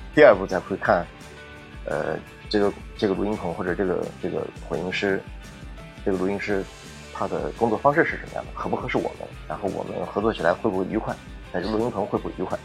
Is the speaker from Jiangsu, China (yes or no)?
yes; Nanjing, Jiangsu, China; 我是南京的